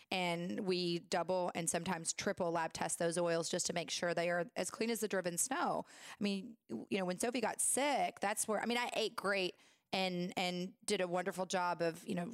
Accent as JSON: {"language": "English", "region": "Tennessee", "country": "United States", "tie": "born or raised there", "moved": "yes", "said": "I'm from Tennessee, girl."}